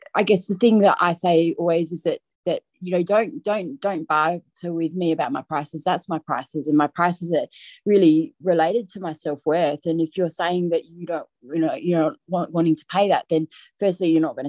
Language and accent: English; Adelaide, South Australia, Australia; moved away as an adult; now in Orange, Australia; I'm from Adelaide originally. So I went through school, high school and university